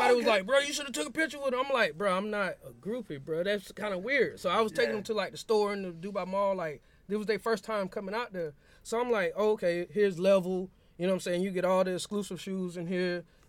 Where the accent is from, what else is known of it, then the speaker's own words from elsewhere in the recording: Winter Park, Florida, United States; I'm from Winter Park, Florida. It's right outside Orlando.